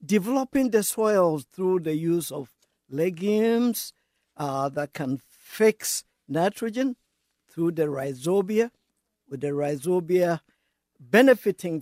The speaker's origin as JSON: {"language": "English", "country": "Ghana", "tie": "born or raised there", "also_born_or_lived": "Niger", "moved": "as an adult", "lives_now": "Iowa, United States", "said": "I'm from Ghana originally"}